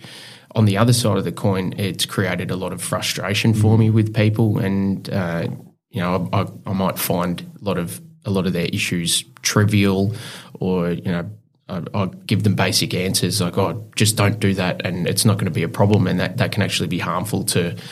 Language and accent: English; Clifton Springs, Victoria, Australia; also born or lived in Geelong; We grew up in a commission house, which was in Clifton Springs